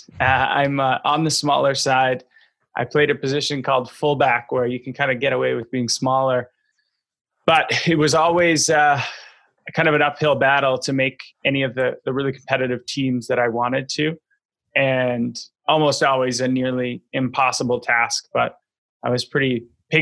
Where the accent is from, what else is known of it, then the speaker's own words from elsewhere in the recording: Vancouver, British Columbia, Canada; grow up in Vancouver, BC, Canada